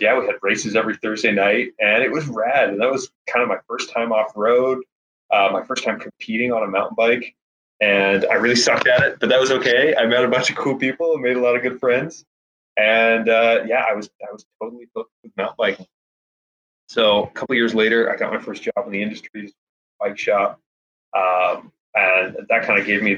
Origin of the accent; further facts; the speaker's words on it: Victoria, British Columbia, Canada; moved away as an adult; now in Portland, United States; I'm from Victoria, BC originally. Just moved down to Portland too.